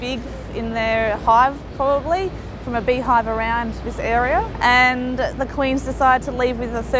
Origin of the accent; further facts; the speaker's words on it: Australia; moved away as an adult; now in New York, United States; I've lived in New York for 18 months. I'm from Australia.